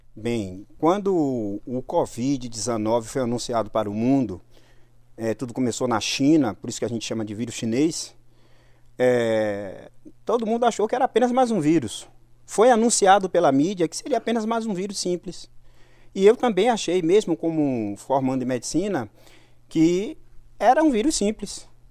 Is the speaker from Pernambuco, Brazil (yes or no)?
no; Salvador, Bahia, Brazil; eu fui criado praticamente nas ruas lá de Salvador. Basicamente, eu fui criado em Cajazeiras.